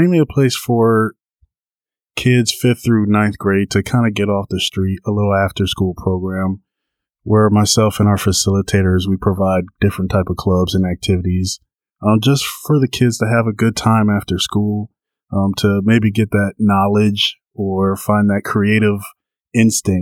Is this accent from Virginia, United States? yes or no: yes; Fairfax County, Virginia, United States; growing up in Fairfax County my entire life